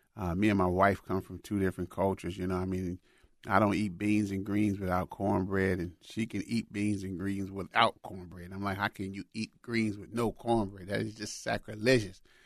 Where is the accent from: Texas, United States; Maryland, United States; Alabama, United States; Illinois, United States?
Illinois, United States; Chicago; moved away; Chicago is, is my hometown where I grew up